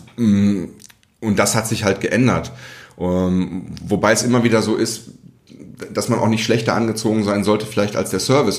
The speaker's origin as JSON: {"language": "German", "town": "Recklinghausen", "region": "North Rhine-Westphalia", "country": "Germany", "tie": "born or raised there", "moved": "yes", "said": "Aufgewachsen, geboren, ein Feinschmeckerparadies, diese Stadt"}